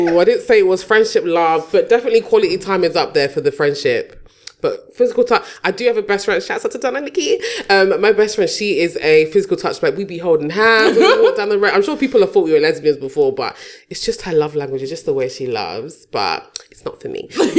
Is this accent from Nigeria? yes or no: yes; Nigeria